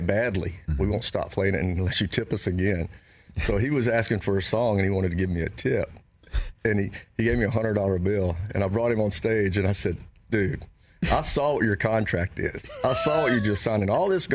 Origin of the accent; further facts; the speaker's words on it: Louisiana, United States; I'm from Louisiana